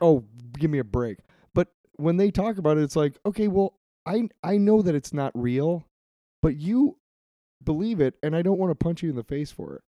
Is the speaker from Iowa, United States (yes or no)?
yes; Iowa City, Iowa, United States; I grew up in Iowa City